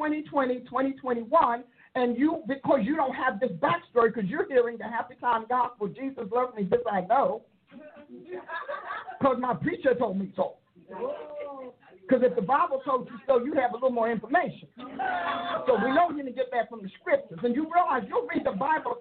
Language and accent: English; Newark, New Jersey, United States; I was raised in Newark